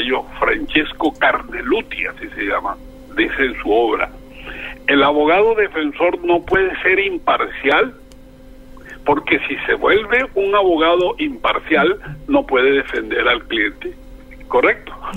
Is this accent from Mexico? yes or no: no; Barranquilla, Atlántico, Colombia; also born or lived in El Banco, Magdalena; yo me vine a los seis años y soy barranquillero de cepa